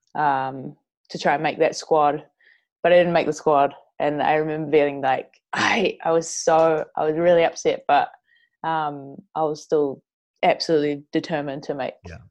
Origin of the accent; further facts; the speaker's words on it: Whangarei, Northland, New Zealand; So I'm from Whangarei, New yep. Zealand.